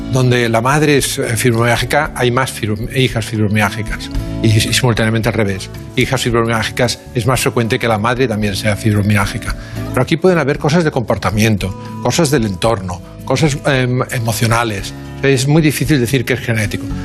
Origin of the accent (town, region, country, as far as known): Barcelona, Catalonia, Spain; born or raised there